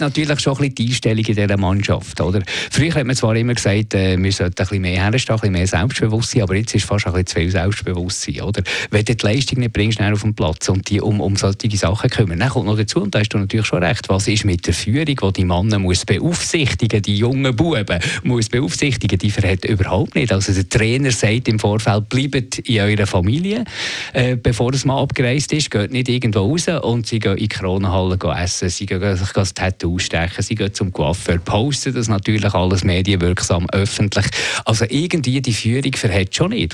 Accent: Switzerland; wir Schweizer

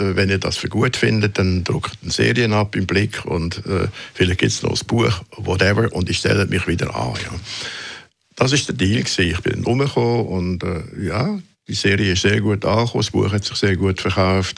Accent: Switzerland; moved away as an adult; also born or lived in Munich, Germany; ich bin Schweizer

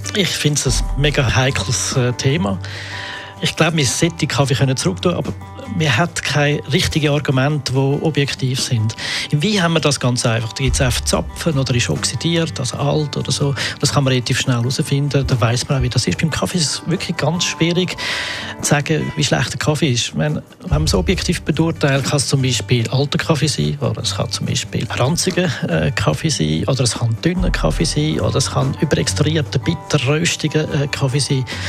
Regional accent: Switzerland; bei uns in der Schweiz

